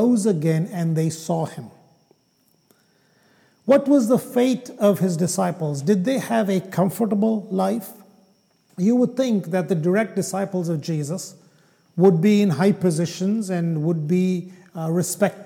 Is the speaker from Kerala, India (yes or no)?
yes; Kerala, India; first language Malayalam; English is a second language; moved away; my home state in India, in Kerala